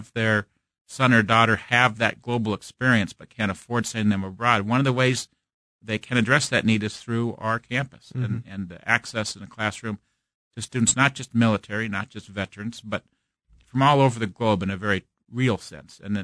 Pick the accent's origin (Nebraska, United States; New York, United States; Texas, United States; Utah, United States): Nebraska, United States; Omaha; also born or lived in St. Louis, Missouri; now in Kansas City, United States; I'm originally from Omaha, Nebraska